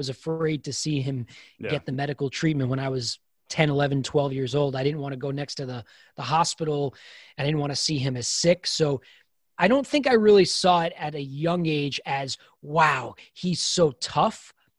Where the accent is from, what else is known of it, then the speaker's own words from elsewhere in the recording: New York, United States; grew up a 5'5" athlete, born and raised in New York, barely played college baseball, but I played college baseball.